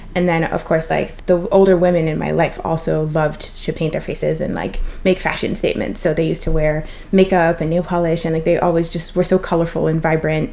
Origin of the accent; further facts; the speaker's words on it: Trinidad & Tobago; I'm from Trinidad and one of the big things that we have is carnival